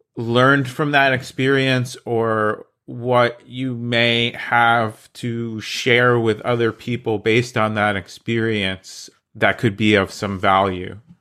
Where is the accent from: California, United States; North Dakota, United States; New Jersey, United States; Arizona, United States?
New Jersey, United States; I'm from New Jersey, so welcome to the Garden State